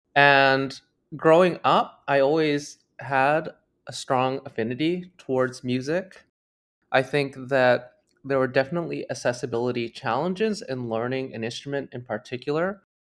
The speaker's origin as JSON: {"language": "English", "town": "Toronto", "region": "Ontario", "country": "Canada", "tie": "born or raised there", "said": "I grew up in Toronto, Canada"}